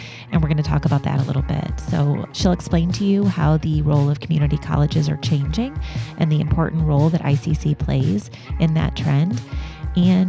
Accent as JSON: {"language": "English", "area": "Chicago suburbs", "region": "Illinois", "country": "United States", "tie": "born or raised there", "moved": "as an adult", "lives_now": "Central Illinois, United States", "said": "I grew up in the Chicago suburbs"}